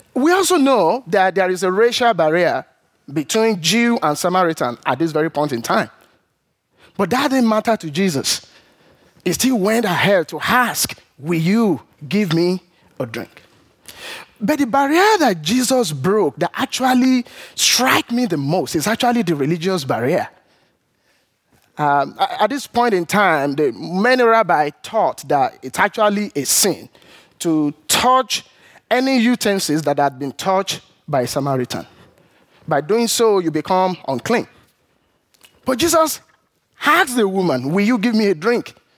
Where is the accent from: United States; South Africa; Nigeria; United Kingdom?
Nigeria; moved away; growing up in Nigeria